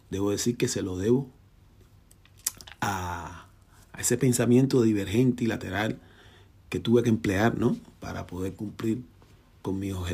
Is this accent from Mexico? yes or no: no; Havana, Cuba; born there; yo nací en Cayo Hueso, un barrio marginal situado en el centro de La Habana, Cuba